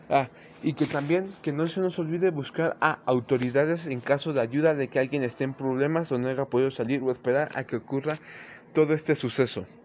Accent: Mexico; como sabemos, en, en nuestros antecedentes como sociedad mexicana hemos sido muy machistas

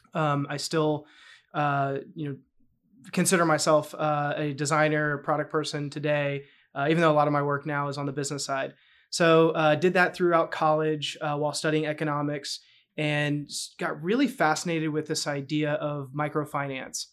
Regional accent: North Carolina, United States; moved away; also born or lived in New York; born and raised in North Carolina.

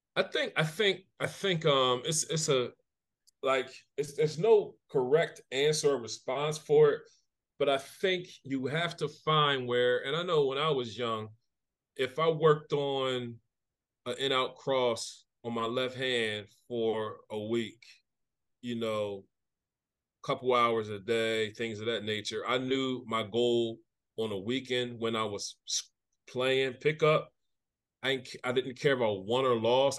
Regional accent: Camden, New Jersey, United States; growing up in Camden

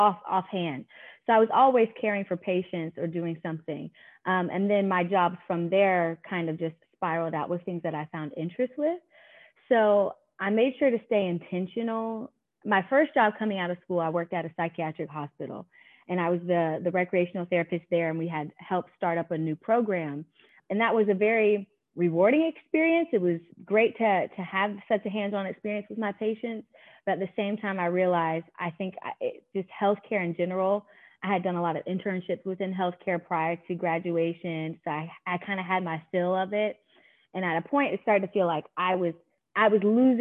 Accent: Durham, North Carolina, United States; I'm born and raised in Durham.

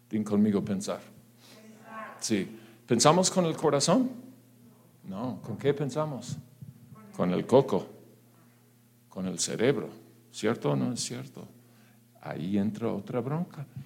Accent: Mexico; atención. Claro que sí. ¿En dónde no? ¿En dónde no? O sea, en mi país hay mucha bendición.

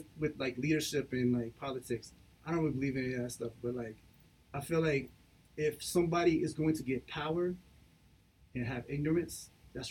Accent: Little Rock, Arkansas, United States; I grew up in Little Rock, Arkansas

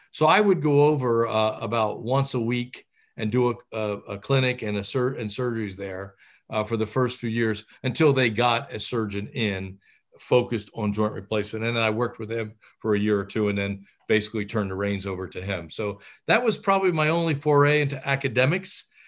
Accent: Philadelphia, Pennsylvania, United States; I was from Philadelphia. My parents had come from Italy and settled in Philadelphia, and I knew nothing but Philly.

